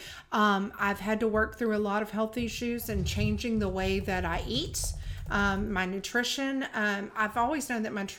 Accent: Texas, United States; moved away as an adult; also born or lived in Rio Grande Valley, Texas; now in Shreveport, United States; I'm a Texas girl

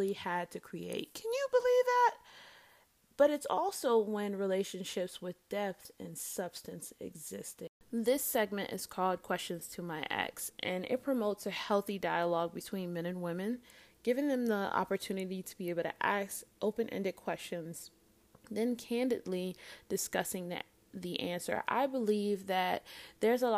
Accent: Fort Lauderdale, Florida, United States; I'm from Lauderdale

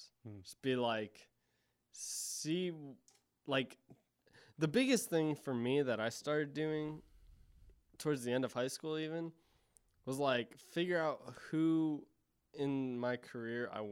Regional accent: Ohio, United States; I'm from Ohio

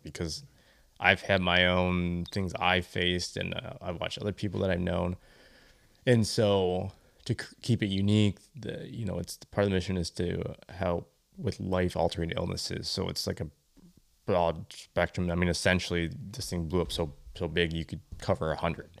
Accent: Michigan, United States; born and raised in Michigan

